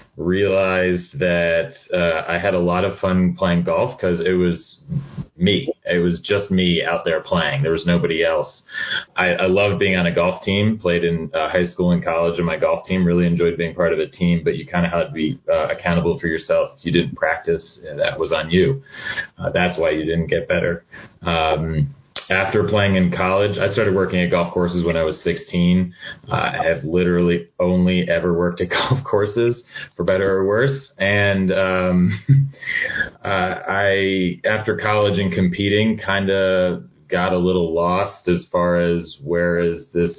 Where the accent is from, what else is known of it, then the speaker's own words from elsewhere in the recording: northern New Jersey, United States; I grew up in New Jersey, northern New Jersey, actually about 10 or 12 miles west of Manhattan